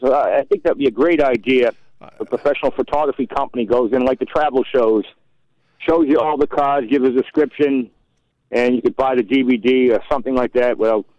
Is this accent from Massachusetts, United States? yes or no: yes; Massachusetts, United States; I'm not from Ohio. I'm from Massachusetts